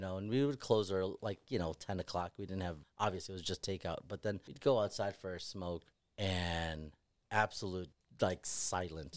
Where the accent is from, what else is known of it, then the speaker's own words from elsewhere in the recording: Chicago, Illinois, United States; we're all Chicago guys.